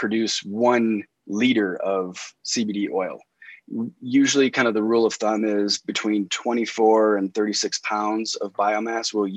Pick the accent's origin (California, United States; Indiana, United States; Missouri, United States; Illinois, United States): Indiana, United States; moved away as an adult; now in Western Colorado, United States; I'm originally from Indiana, and I lived in Indianapolis for 20 years